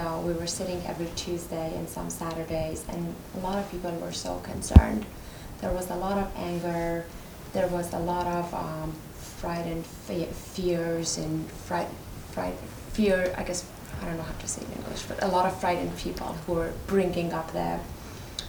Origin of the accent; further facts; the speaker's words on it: Iran; moved away; I'm from Iran